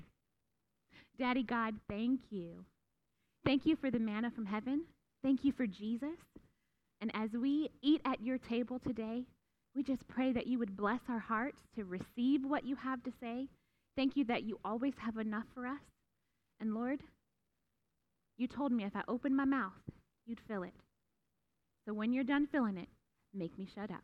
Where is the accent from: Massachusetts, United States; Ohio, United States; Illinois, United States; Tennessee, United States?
Ohio, United States; Youngstown; I grew up in Youngstown, Ohio